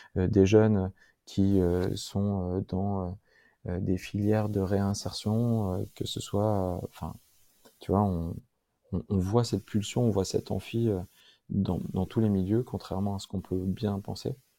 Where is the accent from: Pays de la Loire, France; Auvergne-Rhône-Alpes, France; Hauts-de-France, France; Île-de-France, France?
Auvergne-Rhône-Alpes, France; Grenoble; je suis un Grenoblois, aîné d'une famille de trois frères